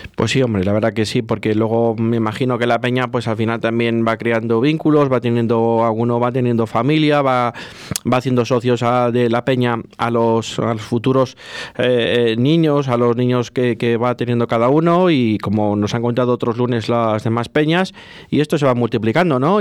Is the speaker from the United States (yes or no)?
no; Valladolid, Castile and León, Spain